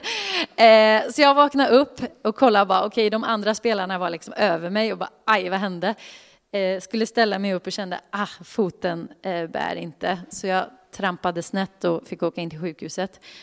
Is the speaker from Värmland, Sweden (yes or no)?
yes; Karlstad, Värmland, Sweden; moved away; Jag kommer från Karlstad från början